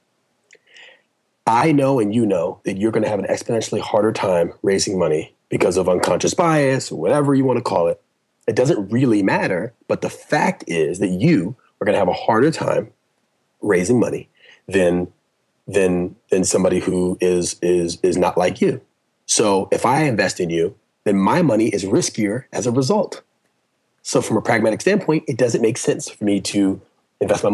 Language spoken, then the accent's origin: English; Orange County, California, United States; also born or lived in Compton, California; I was born in Compton. My dad moved us out early. I grew up in Orange County, very nice, affluent, predominantly white neighborhood